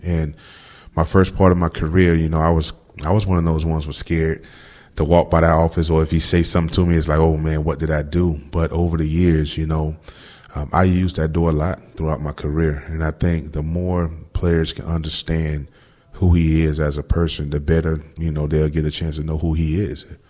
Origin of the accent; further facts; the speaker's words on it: Florida, United States; moved away as an adult; also born or lived in New England; now in Houston, United States; growing up in Florida, you know, all my life I've been in it